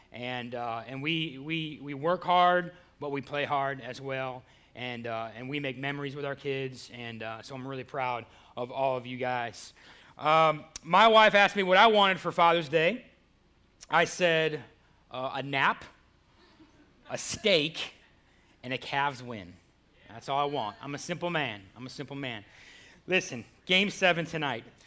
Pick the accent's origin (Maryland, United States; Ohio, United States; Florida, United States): Ohio, United States; Cleveland; now in Goldsboro, United States; Cleveland, my hometown